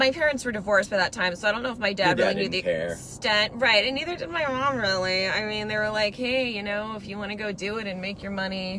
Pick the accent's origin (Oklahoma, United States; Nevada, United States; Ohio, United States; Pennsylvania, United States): Nevada, United States; Las Vegas; I grew up in Las Vegas and started performing when I was really young there.